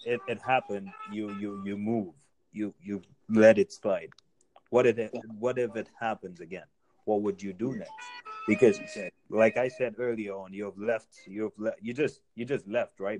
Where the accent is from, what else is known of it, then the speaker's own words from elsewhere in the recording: Nigeria; now in United States; I'm Nigerian